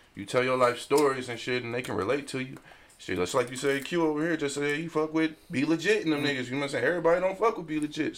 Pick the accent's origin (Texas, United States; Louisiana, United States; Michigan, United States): Michigan, United States; Detroit; because I'm from Detroit